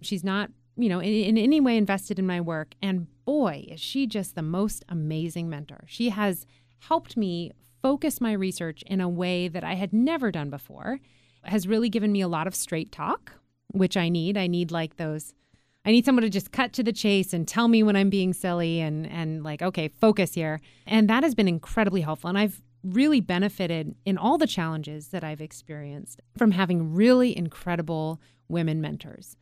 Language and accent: English; Juneau, Alaska, United States; I was born and raised in Alaska, and I was born and raised in a town that had no roads out. So the only way that you could get to Juneau